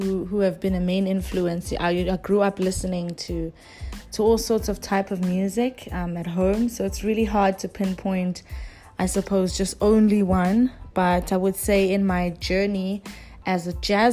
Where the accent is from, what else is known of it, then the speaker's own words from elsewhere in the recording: Durban, KwaZulu-Natal, South Africa; moved away; the first time I performed home in South Africa was in Durban, my hometown